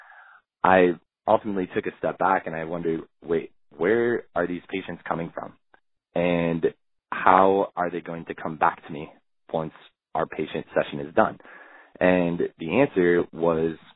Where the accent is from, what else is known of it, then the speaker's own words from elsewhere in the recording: Los Angeles, California, United States; moved away as an adult; now in Washington, D.C., United States; I'm originally from Los Angeles